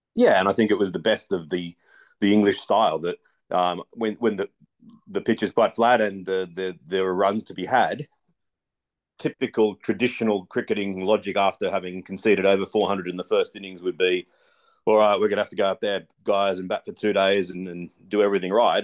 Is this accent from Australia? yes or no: yes; Australia; as an Australian